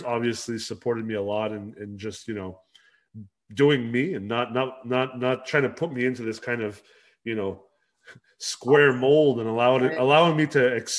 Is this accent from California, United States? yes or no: yes; Los Angeles, California, United States; also born or lived in Canada; So I actually, even though I'm Canadian, I grew up in Los Angeles in California, and pretty much, you know, lived all over North America, all over the US.